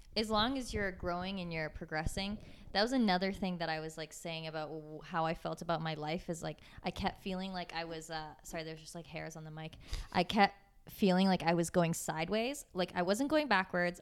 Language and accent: English; Waterloo, Ontario, Canada; moved away as an adult; now in Toronto, Canada; I'm from Waterloo